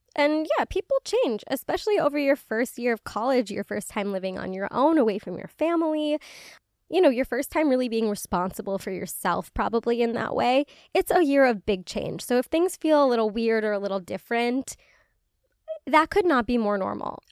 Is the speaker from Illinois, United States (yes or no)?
yes; Illinois, United States; the area code in my, in my hometown